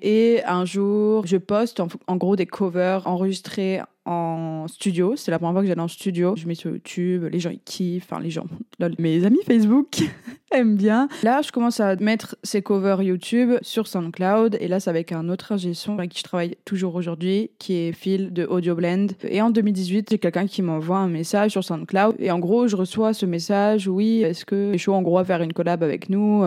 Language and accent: French; France; je suis française